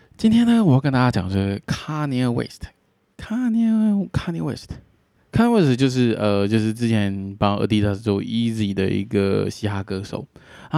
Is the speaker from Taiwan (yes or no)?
yes; Taiwan; 身为台湾人